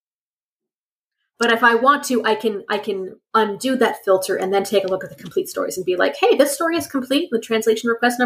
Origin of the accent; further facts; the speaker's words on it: Canada; I have enough French because I'm Canadian